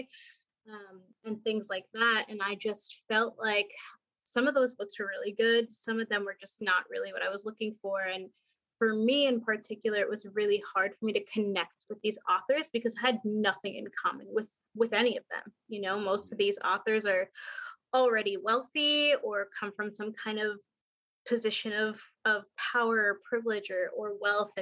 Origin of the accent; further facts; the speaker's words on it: New York City, New York, United States; moved away as an adult; also born or lived in South Florida; now in Portland, United States; I'm from New York, grew up in Queens, kind of bounced around after I graduated college.